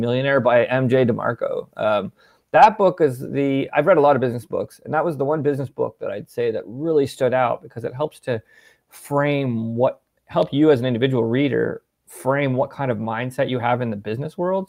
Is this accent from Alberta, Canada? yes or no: no; Ontario, Canada; also born or lived in Peterborough, Ontario / Ottawa, Ontario; I grew up in Ontario, um, kinda split between Peterborough and Ottawa, Ontario